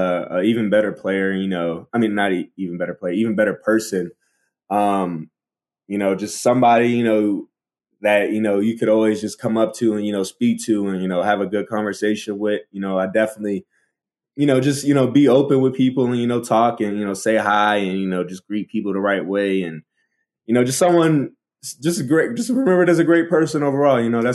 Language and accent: English; Baltimore, Maryland, United States; accent: Baltimore; my Baltimore accent is like really gone, so I don't really sound like a Baltimorean